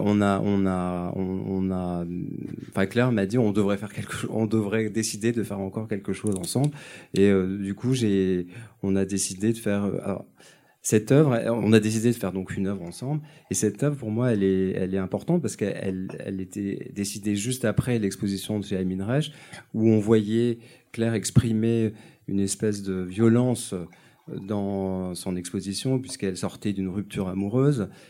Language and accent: French; Nice, Provence-Alpes-Côte d'Azur, France; Je suis niçois